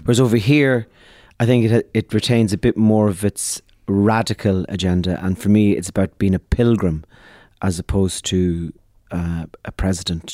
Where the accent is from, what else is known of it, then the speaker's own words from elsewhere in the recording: Ireland; We are a people, the Irish, who had uh, our country